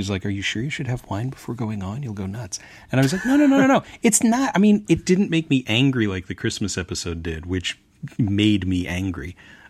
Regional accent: Scotland, United Kingdom; I'm Scottish. I can complain about things.

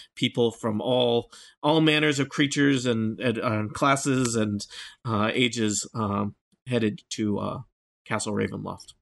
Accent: Nebraska, United States; I'm from Nebraska

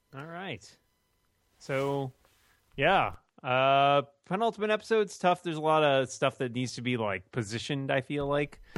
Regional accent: Boston, Massachusetts, United States; my hometown of Boston.

